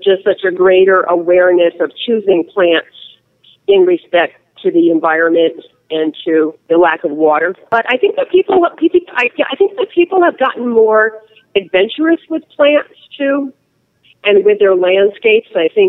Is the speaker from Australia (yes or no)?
no; New England, United States; now in Arizona, United States; I grew up in New England where you didn't have to worry about water.